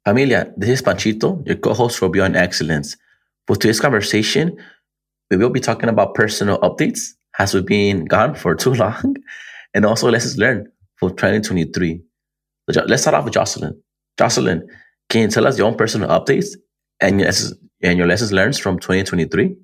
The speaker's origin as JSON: {"language": "English", "area": "Antelope Valley", "region": "California", "country": "United States", "tie": "born or raised there", "said": "Antelope Valley, my hometown"}